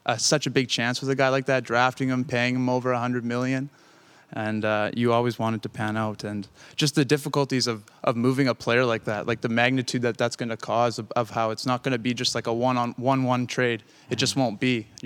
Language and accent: English; Lumsden, Saskatchewan, Canada; I grew up outside of Lumsden.